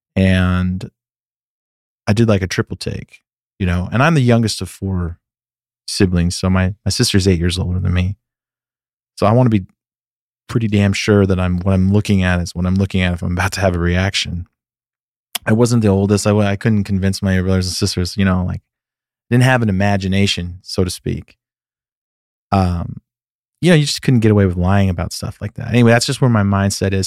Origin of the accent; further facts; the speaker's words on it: Sacramento, California, United States; moved away as an adult; now in Nashville, United States; I grew up in Northern California, the suburbs of, of Sacramento